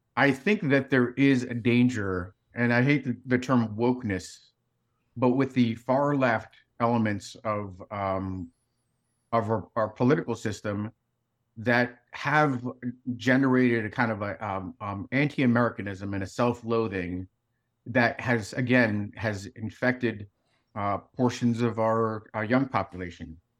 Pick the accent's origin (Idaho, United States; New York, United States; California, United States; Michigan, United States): New York, United States; New York City; also born or lived in Soviet Union; I grew up in New York City